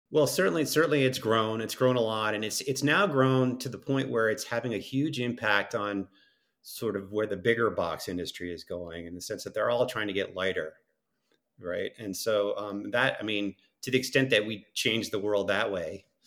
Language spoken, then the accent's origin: English; East Coast, United States; moved away; I grew up on the East Coast